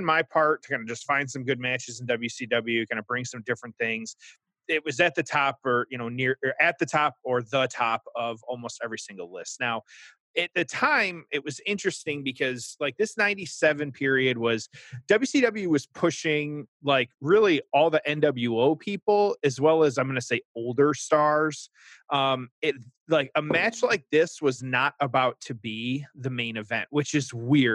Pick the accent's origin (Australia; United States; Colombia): United States; Michigan; my home state